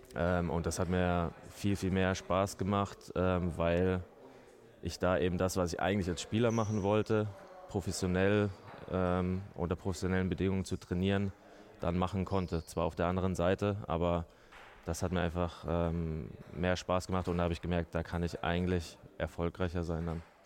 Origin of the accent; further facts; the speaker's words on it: Mannheim, Baden-Württemberg, Germany; moved away as an adult; now in Nuremberg, Germany; Ich komme ja aus Mannheim ähm, oder bin dort ähm, größtenteils aufgewachsen